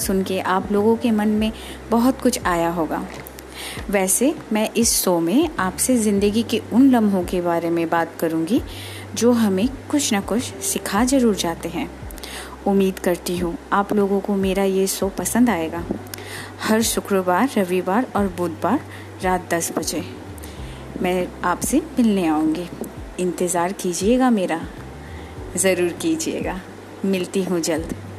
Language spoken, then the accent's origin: Hindi; Kolkata, West Bengal, India; मैं कोलकाता की रहने वाली हूँ